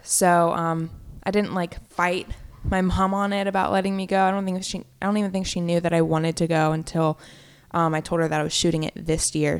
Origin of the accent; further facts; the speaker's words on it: Virginia, United States; moved away as an adult; also born or lived in Orlando; now in Philadelphia, United States; I was in Virginia, in my hometown, for the month of July.